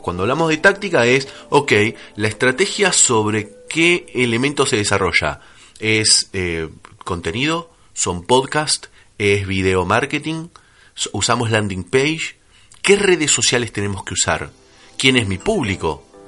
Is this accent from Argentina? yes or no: yes; Argentina; como buen argentino